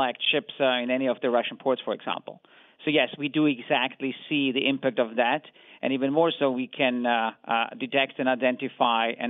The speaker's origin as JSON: {"language": "English", "region": "Vienna", "country": "Austria", "said": "I come from Vienna"}